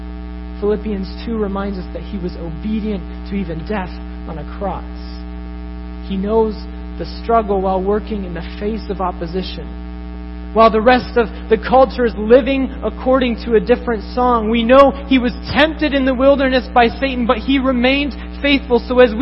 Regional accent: Tokyo, Japan; Growing up in Japan, in Tokyo, I saw this constantly with businessmen who were constantly pursuing fulfillment

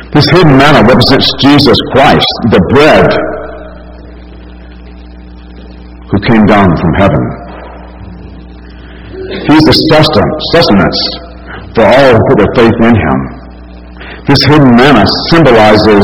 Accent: Alabama, United States; as a non-believer growing up in Alabama

